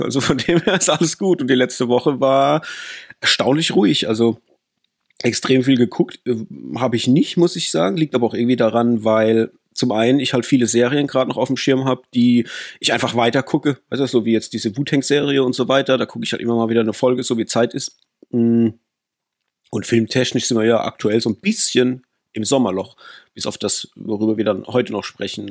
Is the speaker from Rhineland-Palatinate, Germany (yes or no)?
yes; Rhineland-Palatinate, Germany; Wir kommen natürlich aus der Pfalz, da wo man Riesling trinkt und Saumagen isst